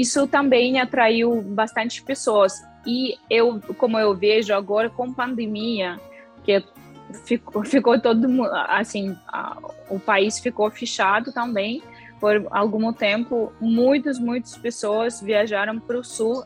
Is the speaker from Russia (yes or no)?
yes; Tuapse, Krasnodar Krai, Russia; Portuguese is a second language; moved away as an adult; now in Brasília, Brazil; eu nasci na cidade que chama Tuapse essa cidade pequena e essa cidade ela fica perto de Sochi